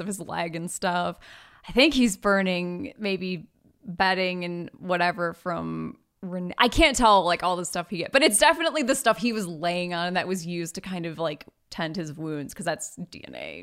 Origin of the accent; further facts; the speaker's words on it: Michigan, United States; we're from Michigan.